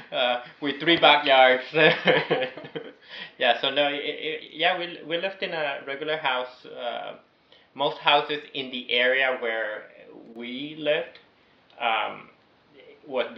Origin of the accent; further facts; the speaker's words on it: Venezuela; moved away; also born or lived in New York; somehow they took me back to Venezuela, and I grew up there.